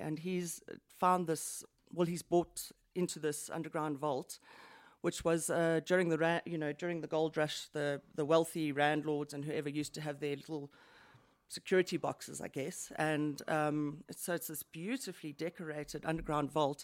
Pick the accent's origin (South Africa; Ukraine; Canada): South Africa; Johannesburg, Gauteng; I'm from Johannesburg, born and bred.